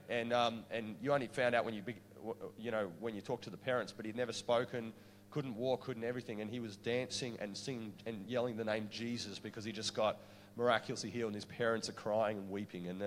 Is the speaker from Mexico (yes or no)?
no; Queensland, Australia; I'm from Queensland